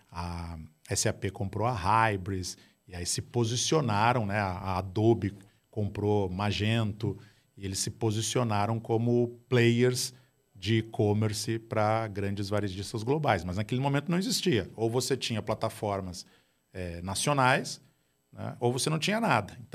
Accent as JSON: {"language": "Portuguese", "area": "Gaúcho", "region": "Rio Grande do Sul", "country": "Brazil", "said": "Eu sou gaúcho do lado vermelho"}